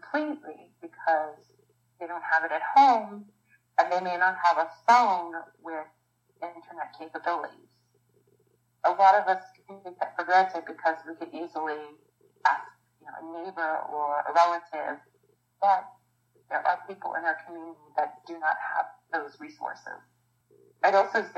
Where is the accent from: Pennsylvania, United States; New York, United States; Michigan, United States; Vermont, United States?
Pennsylvania, United States; Pittsburgh; living and growing up in Pittsburgh